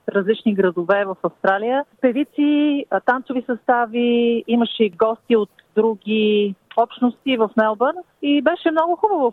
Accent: Bulgaria; now in Brisbane, Australia; сме българи

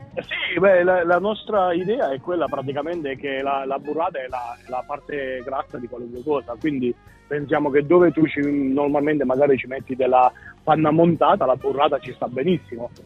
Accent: Abruzzo, Italy; moved away as an adult; now in Melbourne, Australia; io vengo dall'Abruzzo dove è molto verde

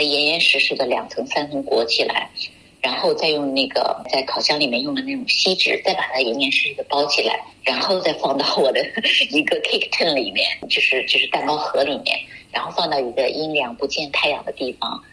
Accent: China; moved away; also born or lived in United Kingdom; 我们中国人

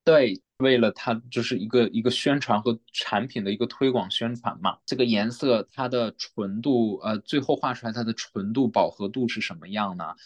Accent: Dalian, Liaoning, China; moved away as an adult; also born or lived in Melbourne, Australia / Shenyang, China; now in Hobart, Australia; 我是来自中国辽宁大连，然后在澳洲有八年多了 前三年在墨尔本，哦，现在是在塔州霍巴特，过来是留学的

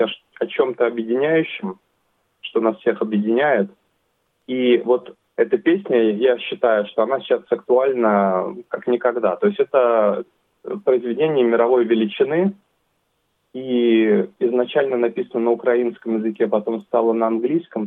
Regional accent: Russia; now in Sydney, Australia; Я сам из России

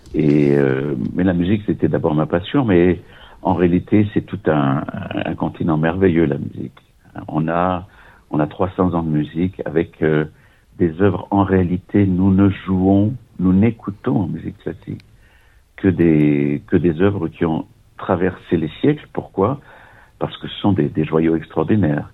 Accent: Nice, Provence-Alpes-Côte d'Azur, France; moved away as an adult; also born or lived in Vienna; je suis né à Nice et quand j'avais 23 ans, après la maîtrise de droit et puis des études au conservatoire euh, de Nice

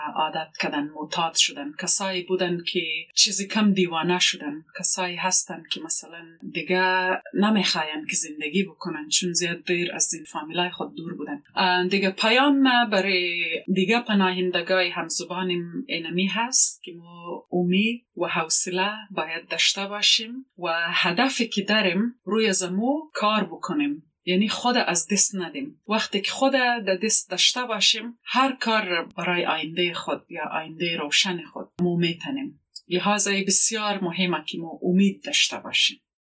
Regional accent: Quetta, Balochistan, Pakistan; now in Australia; زندگی در پاکستان خرد بودیم

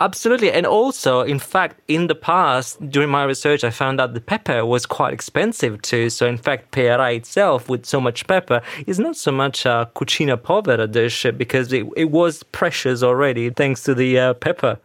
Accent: Verona, Veneto, Italy; I'm from Verona too

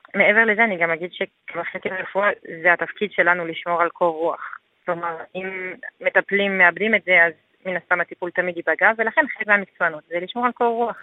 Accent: France; Hebrew is a second language; moved away as an adult; now in Israel; אני עליתי מצרפת לפני כמעט שמונה שנים עכשיו

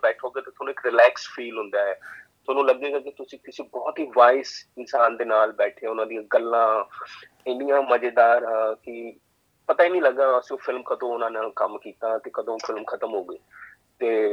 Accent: Punjab, India; moved away; ਮੈਂ ਪੰਜਾਬ ਵਿੱਚ ਆ ਮੈਂ ਯੂ نو ਆਪਣੇ ਇੰਡੀਆ ਦੇ ਵਿੱਚ ਆ

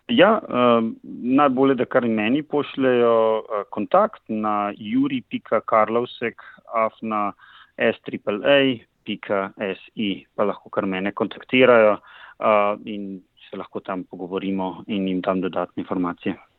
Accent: Slovenia; now in Queensland, Australia; na naši univerzi imamo trenutno štiri profesorje iz Slovenije, ki so slovenskega rodu. To so Sergeja Slapničar, Boštjan Kobe in Sara Dolničar. Eh, in, in jaz

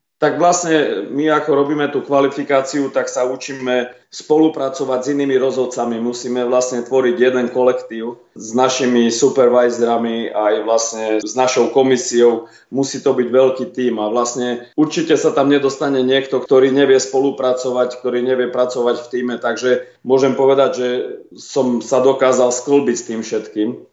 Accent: Slovakia; now in Australia; Vyrastal som v Československu

